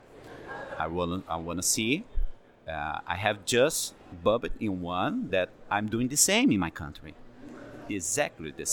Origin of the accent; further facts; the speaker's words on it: Brazil; I'm from Brazil. I'm a fingerprint expert there